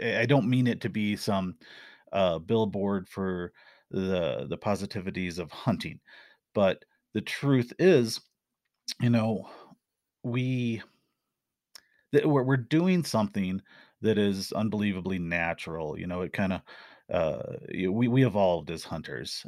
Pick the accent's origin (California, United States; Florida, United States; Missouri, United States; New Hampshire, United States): Missouri, United States; Missouri Ozarks, United States; moved away; also born or lived in Arizona; I grew up in the Missouri Ozarks